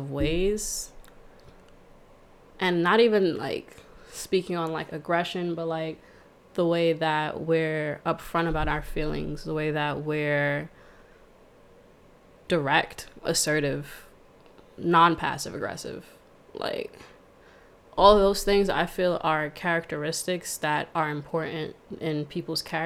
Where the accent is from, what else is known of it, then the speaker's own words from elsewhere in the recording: New York City, New York, United States; also born or lived in Montreal; I'm from Brooklyn, New York. I was born in Montreal, but that means nothing because I was there for about a month. And so I am true and true a New Yorker. I moved to Brooklyn when I was about like 6 weeks, and I went to school there, elementary school